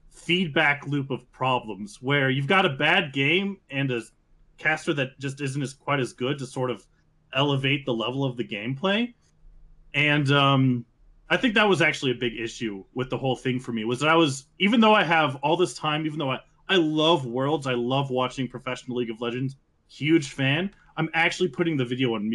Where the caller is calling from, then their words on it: New Mexico, United States; Most recently of New Mexico.